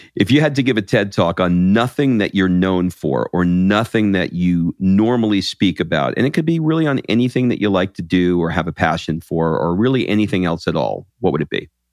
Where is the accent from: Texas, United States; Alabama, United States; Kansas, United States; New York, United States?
New York, United States; now in Atlanta, United States; I grew up in New York